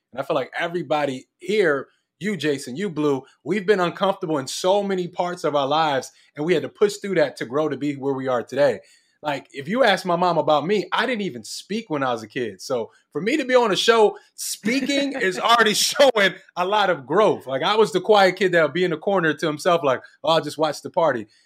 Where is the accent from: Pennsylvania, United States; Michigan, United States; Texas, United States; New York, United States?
Pennsylvania, United States; Philadelphia; now in Los Angeles, United States; I'm from Philly